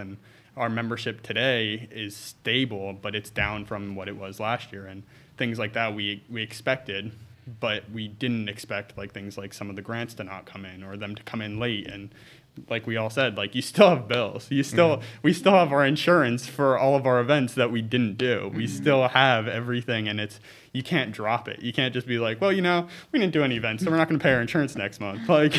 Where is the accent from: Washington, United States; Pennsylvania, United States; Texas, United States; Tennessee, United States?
Pennsylvania, United States; St. Clair; growing up in St. Clair, I used to bike down the highway to get to Pottsville.